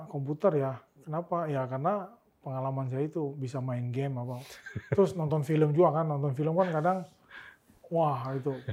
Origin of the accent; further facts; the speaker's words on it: Pontianak, West Kalimantan, Indonesia; moved away; karena kan dulu saya dari Pontianak, okay.